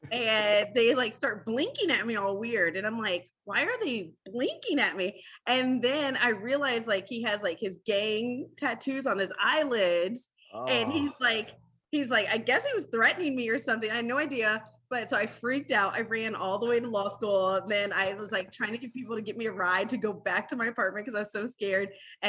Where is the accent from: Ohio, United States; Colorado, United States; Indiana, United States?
Ohio, United States; Growing up, like there was always the Air Force base. My parents were Air Force. So that's why we got brought here.